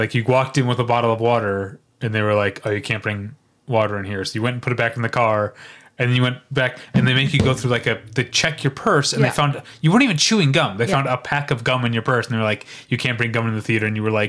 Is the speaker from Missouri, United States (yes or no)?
yes; St. Louis, Missouri, United States; we're German Irish Catholics from St. Louis.